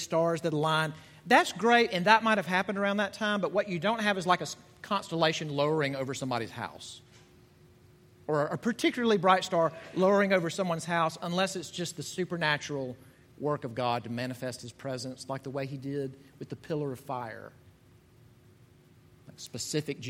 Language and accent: English; Deep South, United States; moved away; I'm from the South. I'm from the Deep South.